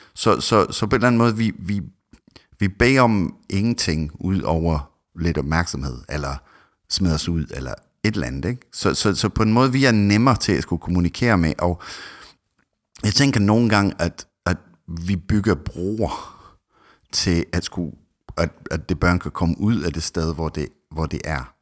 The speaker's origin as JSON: {"language": "Danish", "region": "Scotland", "country": "United Kingdom", "second_language": "Danish", "moved": "yes", "lives_now": "Denmark", "said": "jeg er egentlig oprindelig fra Skotland"}